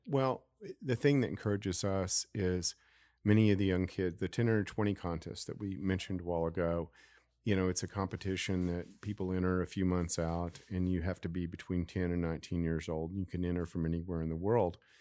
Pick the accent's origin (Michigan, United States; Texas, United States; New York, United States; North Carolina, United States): Texas, United States; Dallas; now in Garland, United States; I'm from Oak Cliff, but I've lived in Garland for forty years